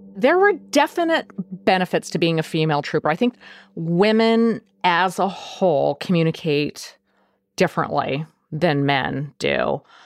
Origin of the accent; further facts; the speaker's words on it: Nome, Alaska, United States; I was born and raised in Alaska. I was born in Nome, Alaska.